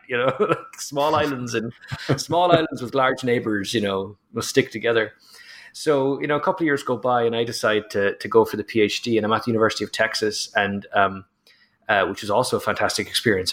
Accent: Ireland; as an Irishman

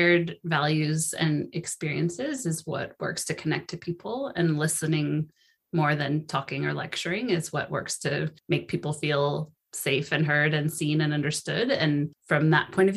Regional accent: Sonoma, California, United States; my hometown of Sonoma

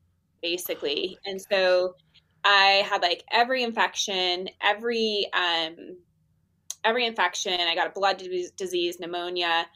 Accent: Utah, United States; I'm from Utah

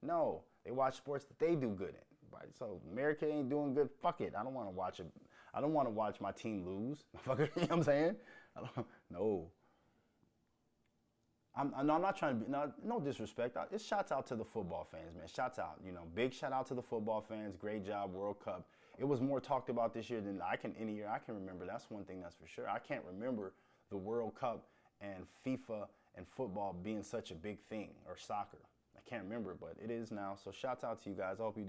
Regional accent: United States; also born or lived in Minnesota; the American in me

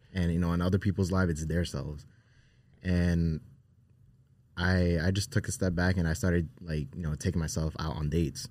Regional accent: Newark, New Jersey, United States; we grew up in Newark, New Jersey

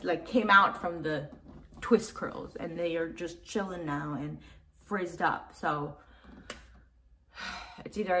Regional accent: Macau; moved away; I grew up in Asia

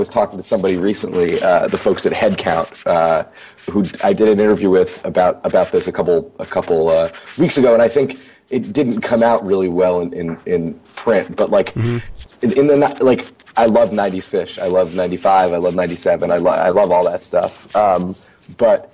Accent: United States; I grew up outside of New York

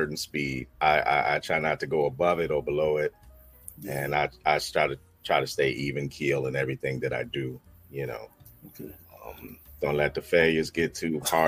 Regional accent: Alexandria, Virginia, United States; also born or lived in Manassas, Virginia; I'm from Alexandria, Virginia. But I spent the last, 30 years out here in Manassas, Virginia, and Prince William County

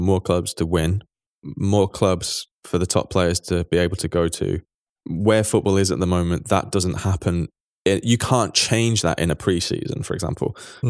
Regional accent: Manchester, North West England, United Kingdom; Like, you know, I grew up in Manchester and I saw Man City go to some very, very, very

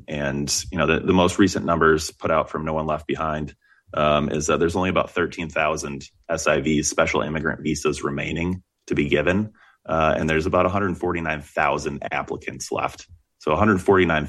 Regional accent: Ann Arbor, Michigan, United States; I grew up in Ann Arbor, Michigan

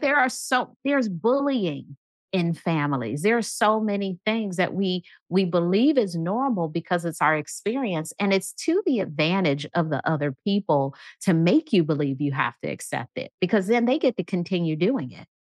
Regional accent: Midwest, United States; I'm from the Midwest, so I say movies

